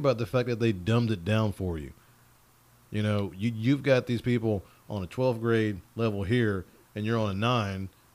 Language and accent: English; Cajun, Louisiana, United States; I'm Cajun. Both of my parents, who are still married, by the way, 38 years this year, from Louisiana